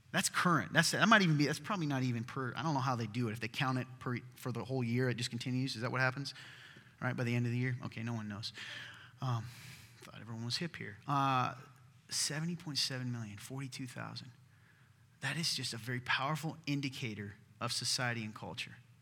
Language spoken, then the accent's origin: English; the South, United States; I'm from the South